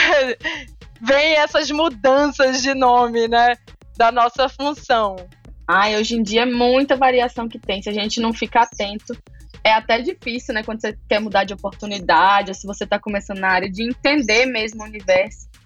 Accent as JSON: {"language": "Portuguese", "town": "Maceió", "region": "Alagoas", "country": "Brazil", "tie": "born or raised there", "said": "Eu sou nordestina, de Alagoas, nasci em Maceió, capital. Nasci e cresci aqui."}